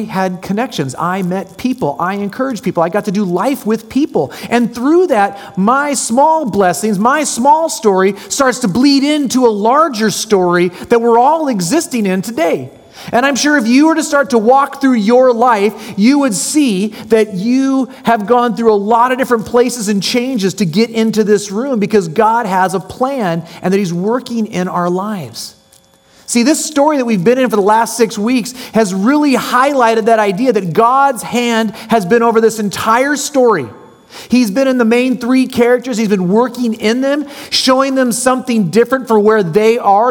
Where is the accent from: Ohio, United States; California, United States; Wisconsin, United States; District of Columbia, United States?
California, United States; San Jose; moved away as an adult; also born or lived in Cupertino, California / Salem, Oregon / Palmdale, California / Seattle, Washington; now in Orange County, United States; I was born in San Jose, California, lived in a little town called Cupertino that a corporate monster took over, and then I ended up moving to Salem, Oregon. My mom couldn't take the reins, so we moved back to San Jose